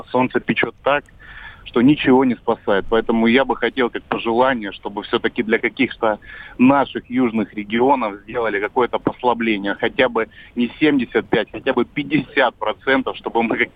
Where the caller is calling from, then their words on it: Rostov-on-Don, Rostov Oblast, Russia; Я из Ростова-на-Дону столица Юга России, как вам известно.